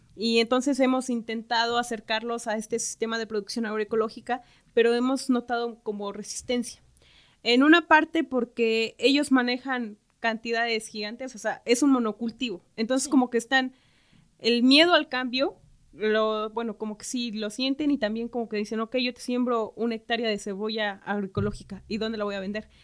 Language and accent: Spanish; Santa Isabel Cholula, Puebla, Mexico; soy de Santa Isabel Cholula